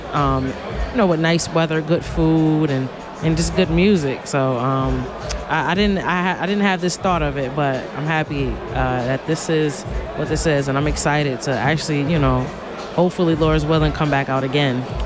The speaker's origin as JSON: {"language": "English", "town": "Buffalo", "region": "New York", "country": "United States", "said": "I'm from Buffalo, New York"}